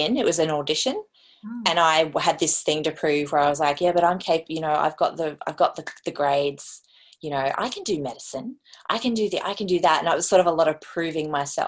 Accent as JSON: {"language": "English", "town": "Brisbane", "region": "Queensland", "country": "Australia", "tie": "born or raised there", "also_born_or_lived": "South Australia", "said": "I grew up primarily in Brisbane with my brothers"}